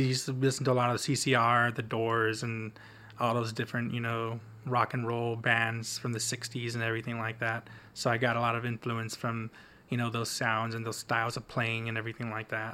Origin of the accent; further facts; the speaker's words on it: the Valley, South Texas, United States; moved away as an adult; now in Austin, United States; It's it's my hometown, so I feel pretty safe